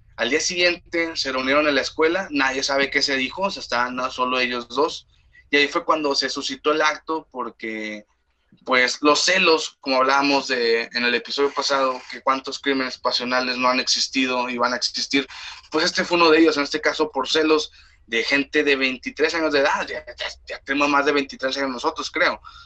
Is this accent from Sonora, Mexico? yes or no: no; Monterrey, Nuevo León, Mexico; Somos de, nosotros de Monterrey. Eh, orgullosos de ser regiomontanos